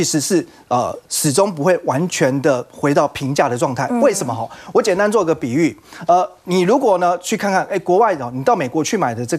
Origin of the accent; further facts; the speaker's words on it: Taiwan; 那我们台湾这边当然是台币，所以你要乘上汇率。